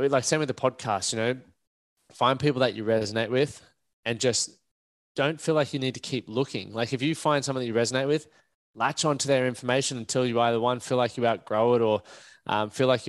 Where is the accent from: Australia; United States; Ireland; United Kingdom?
Australia; Toowoomba, Queensland; we grew up in Toowoomba